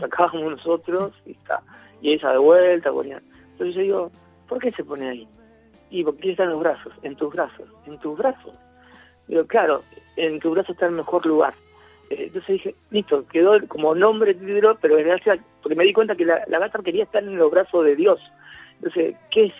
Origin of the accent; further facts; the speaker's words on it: Rosario, Santa Fe, Argentina; soy el, músico rosarino de acá, de la zona